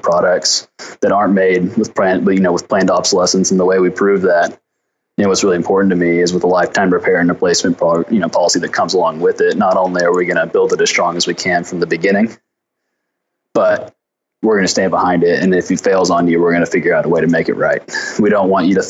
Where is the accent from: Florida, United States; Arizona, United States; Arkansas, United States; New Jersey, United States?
Arkansas, United States; Fayetteville; So I'm from Arkansas. I grew up in the Ozark Mountains in Fayetteville, Arkansas.